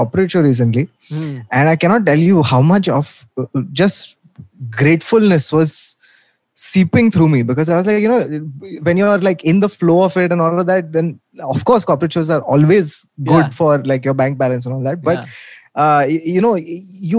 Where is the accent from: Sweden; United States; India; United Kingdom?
India; Mumbai, Maharashtra; also born or lived in Thane; I used to live in Lower Parel. I was a proper Bombay kid